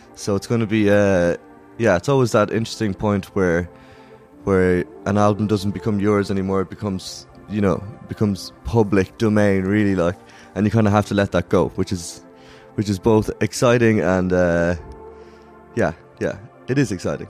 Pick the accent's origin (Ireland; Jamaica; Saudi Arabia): Ireland; moved away as an adult; also born or lived in Dublin; now in London, United Kingdom; we're five Irish dudes who play rock and roll music